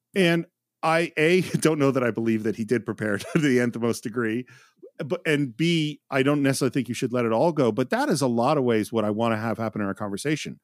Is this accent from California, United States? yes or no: yes; Bay Area, California, United States; I grew up in the Bay Area, which is the home of the free speech movement